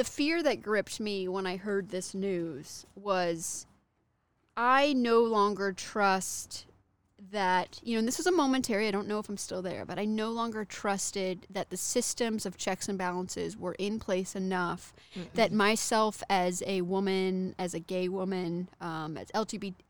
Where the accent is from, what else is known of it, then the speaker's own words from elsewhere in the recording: Texas, United States; now in California, United States; I'm from Texas and I'm in California